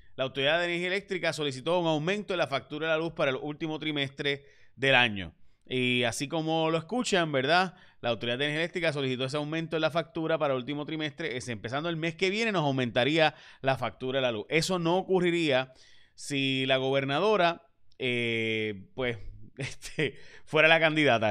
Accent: Puerto Rico; somos puertorriqueños, que somos distintos y que tenemos nuestras particularidades

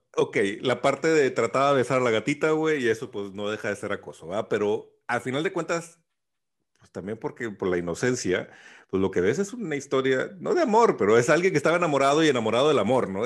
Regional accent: Mexico; soy mexicano, crecí con Speedy González

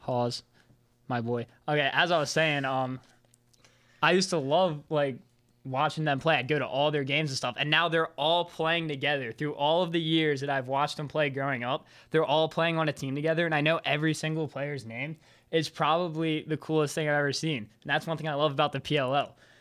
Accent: Maryland, United States; I'm from Maryland

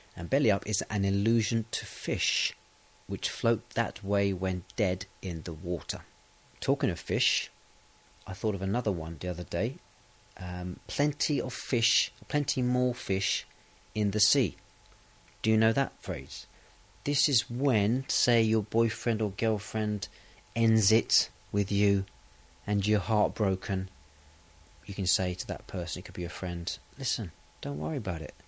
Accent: England, United Kingdom; I am English. I'm British.

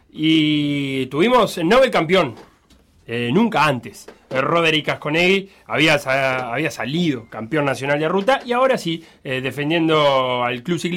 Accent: interior of São Paulo, Brazil; Spanish is a second language; moved away as an adult; now in Uruguay; Yo soy de São Paulo.

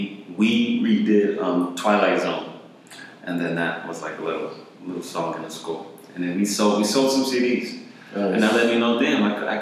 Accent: East Orange, New Jersey, United States; long story short, I was born in East Orange, New Jersey in 1985 during the crack epidemic

